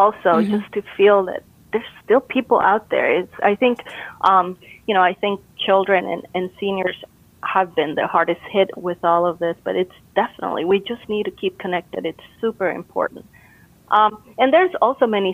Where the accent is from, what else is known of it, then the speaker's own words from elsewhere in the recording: Costa Rica; moved away; I'm originally from Costa Rica